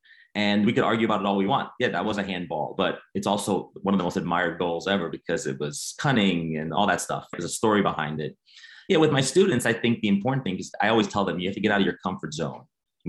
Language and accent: English; New York City, New York, United States; I grew up in New York City